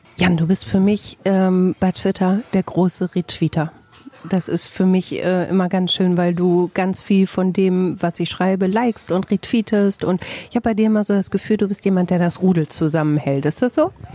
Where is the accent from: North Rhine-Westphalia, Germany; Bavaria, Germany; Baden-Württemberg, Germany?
North Rhine-Westphalia, Germany; Bielefeld